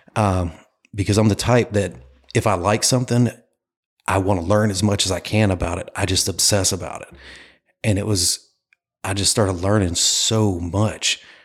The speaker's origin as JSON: {"language": "English", "town": "Clayton", "region": "North Carolina", "country": "United States", "moved": "as an adult", "lives_now": "Myrtle Beach, United States", "said": "I am from Clayton, North Carolina, a little town outside of Raleigh"}